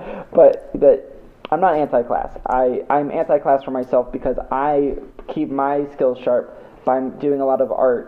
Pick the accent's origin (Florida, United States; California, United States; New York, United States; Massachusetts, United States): Massachusetts, United States; Boston; moved away as an adult; now in Los Angeles, United States; I went to a school in Boston, and I'm from Boston